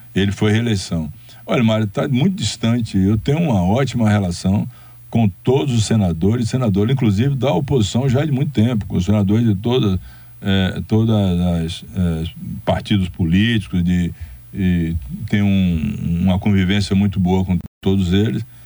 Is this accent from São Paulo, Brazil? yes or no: no; Rui Barbosa, Bahia, Brazil; moved away; also born or lived in Salvador, Bahia; eu me recolher para onde eu nasci, para voltar lá